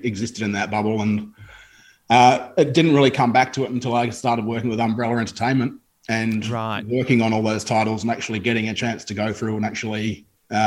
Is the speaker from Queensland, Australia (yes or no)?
no; Broken Hill, New South Wales, Australia; I grew up in Broken Hill in Western New South Wales